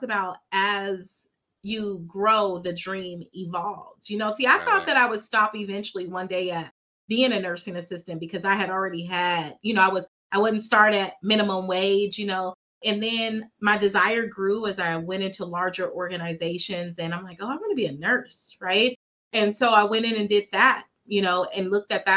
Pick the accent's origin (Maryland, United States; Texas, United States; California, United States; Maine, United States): California, United States; Fresno; I grew up here in Fresno. I'm from Fresno.